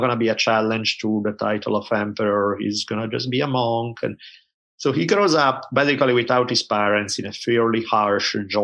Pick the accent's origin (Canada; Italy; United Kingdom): Italy; I grew up in Italy at a time when there were maybe two TV channels